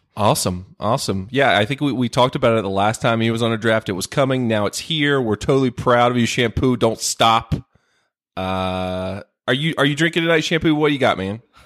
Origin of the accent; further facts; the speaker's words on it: North Carolina, United States; my home state of North Cackalack